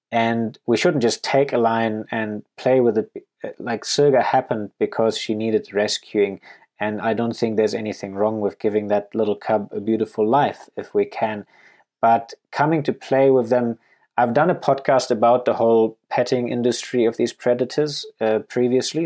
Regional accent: Germany; moved away as an adult; also born or lived in Namibia / Canada; now in Botswana; I grew up and went to school in Germany

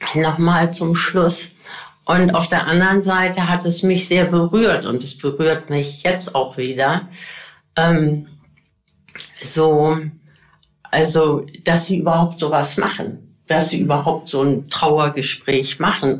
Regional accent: Bergisches Land, North Rhine-Westphalia, Germany; ich bin groß geworden im Bergischen Land

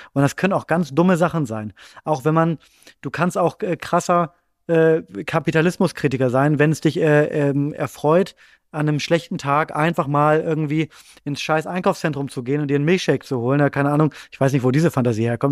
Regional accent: Bremen, Germany; now in Berlin, Germany; ich ähm, wohne in Berlin, aber ich komme nicht aus Berlin, sondern ich komme aus Bremen ursprünglich

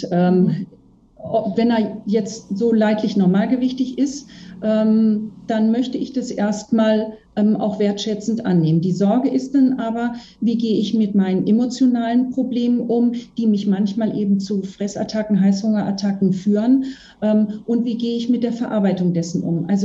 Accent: Bavaria, Germany; ich komme aus Bayern, ich kenne die aus dem bayerischen Raum eher.

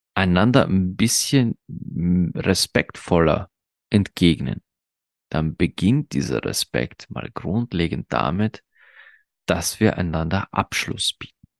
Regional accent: Austria; bei uns in Österreich

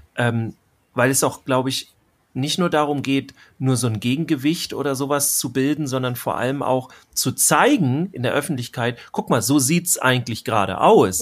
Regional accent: Schleswig-Holstein, Germany; hier bei uns in Schleswig-Holstein

